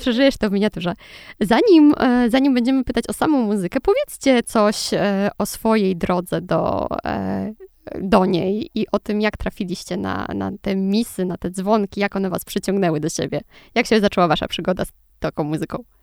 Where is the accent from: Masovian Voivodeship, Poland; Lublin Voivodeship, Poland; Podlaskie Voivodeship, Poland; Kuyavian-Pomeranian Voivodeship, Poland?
Lublin Voivodeship, Poland; Lublin; Ja jestem z Lublina